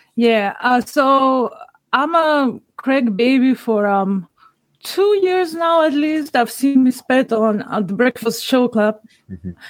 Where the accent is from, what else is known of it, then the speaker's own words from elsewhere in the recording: North Macedonia; I'm from Macedonia